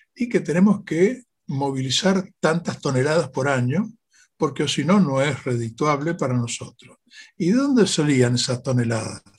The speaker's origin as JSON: {"language": "Spanish", "country": "Argentina"}